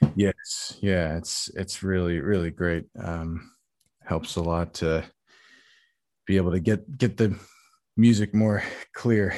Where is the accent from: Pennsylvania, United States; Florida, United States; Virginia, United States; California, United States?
California, United States; Bay Area; moved away as an adult; also born or lived in Texas; now in New York City, United States; I, I grew up in the Bay Area, um, California, in the, in the peninsula